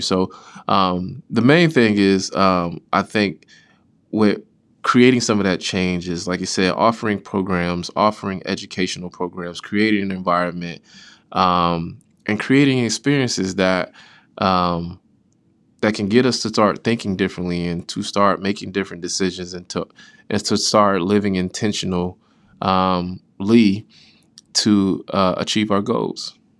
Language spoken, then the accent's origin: English; West Palm Beach, Florida, United States; moved away as an adult; now in Topeka, United States; where I'm from, I am from West Palm Beach, Florida